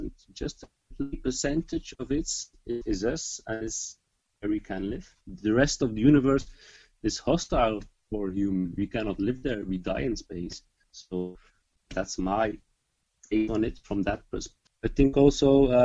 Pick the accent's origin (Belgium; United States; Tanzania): Belgium; Flanders; first language Dutch; English is a second language; I'm from Belgium and I speak Dutch.